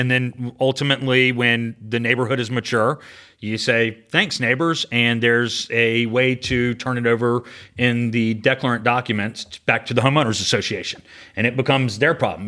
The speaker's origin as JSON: {"language": "English", "town": "Sandy Springs", "region": "Georgia", "country": "United States", "tie": "born or raised there", "said": "I grew up in Atlanta, uh, in Sandy Springs, went to Riverwood High School"}